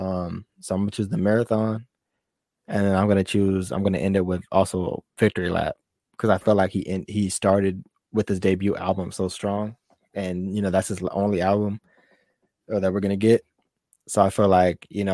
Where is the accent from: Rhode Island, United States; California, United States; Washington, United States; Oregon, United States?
California, United States; we're from California